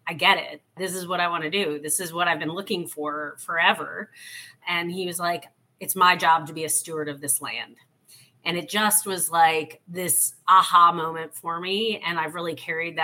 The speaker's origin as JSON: {"language": "English", "town": "New Orleans", "region": "Louisiana", "country": "United States", "tie": "born or raised there", "also_born_or_lived": "Texas", "moved": "yes", "said": "I am personally originally from New Orleans, born and raised in uptown New Orleans, a block off the streetcar line"}